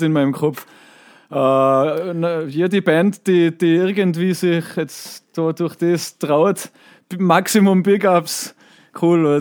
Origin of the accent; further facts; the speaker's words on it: Tyrol, Austria; ich komme aus einem Tourismusort